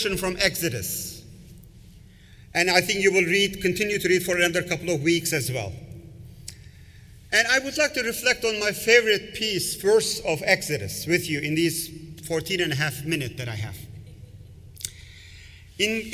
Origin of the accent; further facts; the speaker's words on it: Istanbul, Turkey; now in United States; I grew up in Istanbul. I'm a Turkish origin. I grew up in Turkey